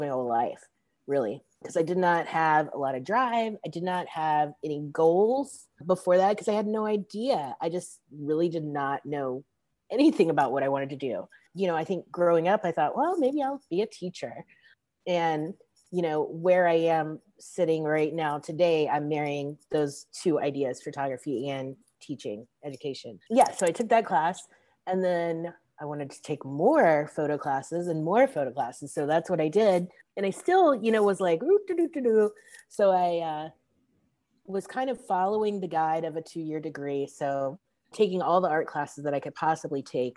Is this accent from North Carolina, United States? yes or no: yes; Charlotte, North Carolina, United States; I'm from Charlotte, and I am the education director at the Light Factory.